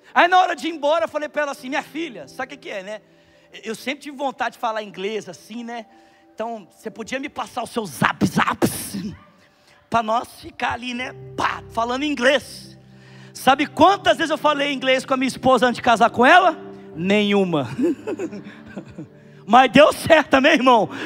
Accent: Bauru, São Paulo, Brazil; moved away; nós tivemos na minha cidade natal, Bauru

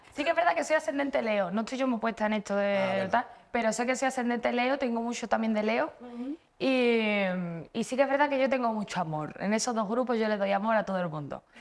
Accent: Seville, Andalusia, Spain; now in Madrid, Spain; yo soy de Sevilla, pero vivo aquí en Madrid

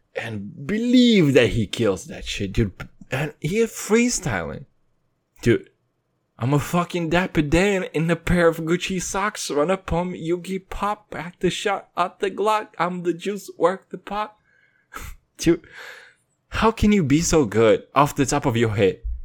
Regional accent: Kazakhstan; moved away; I'm from Kazakhstan.

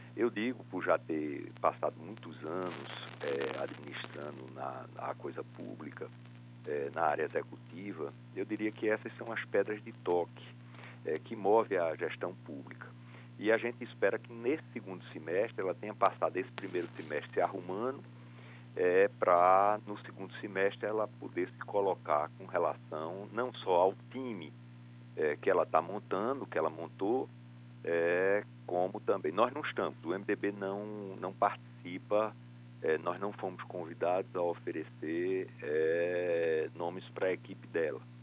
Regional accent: Recife, Pernambuco, Brazil; eu não nasci em Caruaru, sou de Recife, nasci em Recife

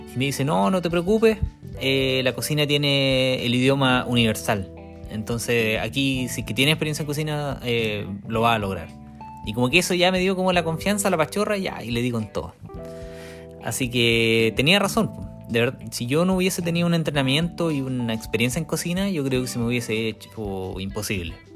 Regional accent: Chile; moved away as an adult; now in New Zealand; Somos dos chilenos viviendo en Nueva Zelanda con una Working Holiday.

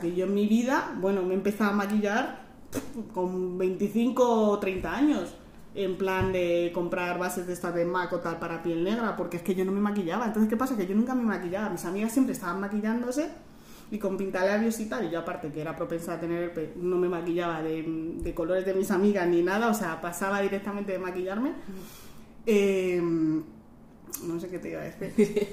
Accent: Madrid, Community of Madrid, Spain; yo soy de Madrid

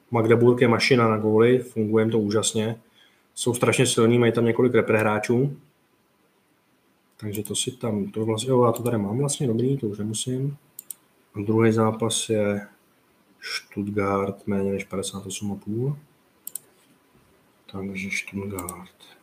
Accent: Slovakia; Já Betáno nemůžem ani ot- otvořit, lebo jsem ze Slovenska, ale typ sport můžem, to je divné celkom.

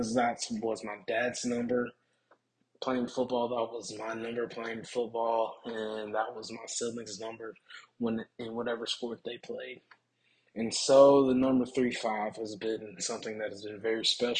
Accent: Tuscaloosa, Alabama, United States; I'm from Tuscaloosa, Alabama

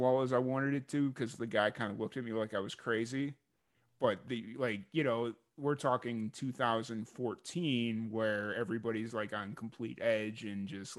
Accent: Chicago, Illinois, United States; growing up in Chicago

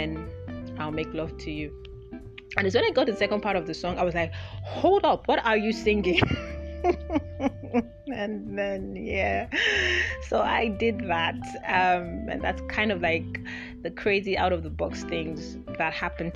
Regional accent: Nigeria; also born or lived in United Kingdom / Lagos, Nigeria; when I moved back to Nigeria

